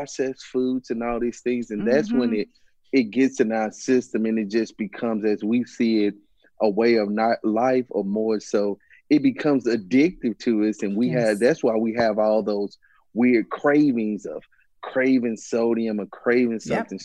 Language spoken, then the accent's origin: English; Mississippi, United States; I'm originally from Mississippi